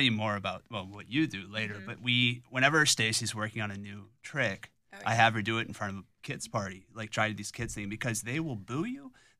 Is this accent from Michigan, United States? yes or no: no; Salem, Ohio, United States; I'm from Salem, which is down by Youngstown.